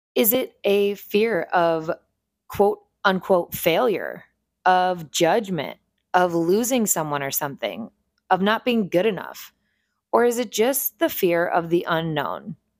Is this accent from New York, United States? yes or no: no; Northeast Ohio, United States; moved away as an adult; also born or lived in North Carolina; I am originally from a small town in Northeast Ohio